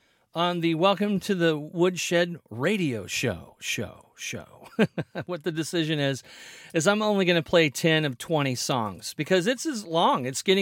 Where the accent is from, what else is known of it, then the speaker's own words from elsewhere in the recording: Missouri, United States; I'm from Missouri.